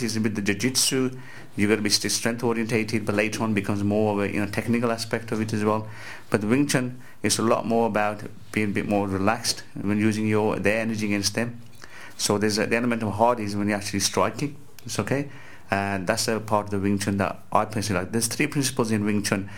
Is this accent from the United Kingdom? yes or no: yes; Walsall, West Midlands, United Kingdom; I'm from Walsall near Birmingham